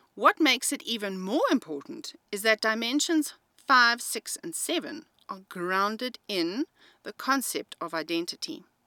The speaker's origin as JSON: {"language": "English", "country": "South Africa", "said": "I am an English-speaking South African"}